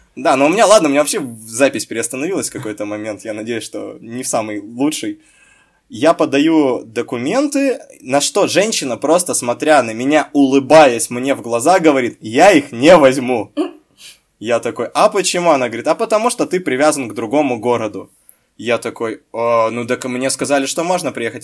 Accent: Chelyabinsk, Chelyabinsk Oblast, Russia; moved away as an adult; Я, закончив замечательную школу города Челябинска, гимназию

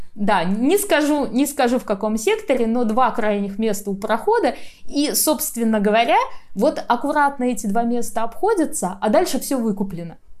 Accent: Saint Petersburg, Russia; А я вообще из Питера

